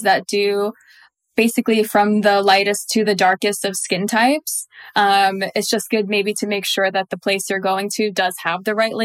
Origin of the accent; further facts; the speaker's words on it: Montenegro; I'm from Montenegro. So Eastern European